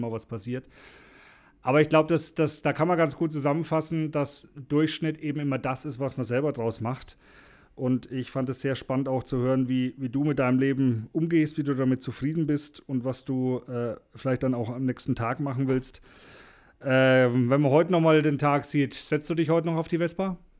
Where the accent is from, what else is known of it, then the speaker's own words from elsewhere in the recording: Franconia, Bavaria, Germany; bei uns in Franken